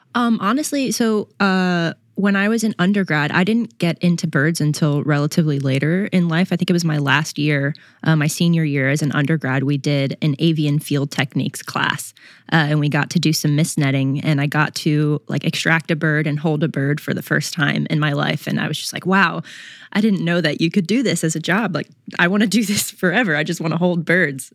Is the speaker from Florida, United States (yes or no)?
yes; Florida, United States; moved away as an adult; now in Louisiana, United States; I grew up in Florida